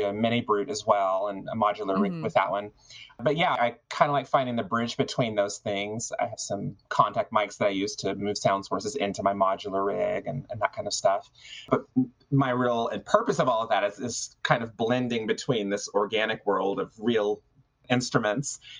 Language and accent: English; Arizona, United States; also born or lived in Texas; I came here from Texas when I was very young and spent most of my years in Arizona.